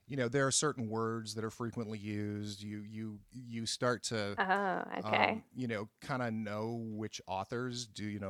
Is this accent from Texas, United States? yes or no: no; Boston, Massachusetts, United States; moved away; also born or lived in New York; growing up in Boston, I would do the Boston Globe crossword puzzles. And then when I moved to New York in 1984